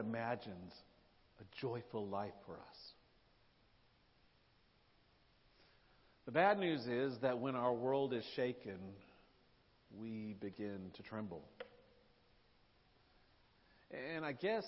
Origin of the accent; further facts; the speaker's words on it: Nashville, Tennessee, United States; moved away as an adult; I grew up in Nashville, lived there for decades.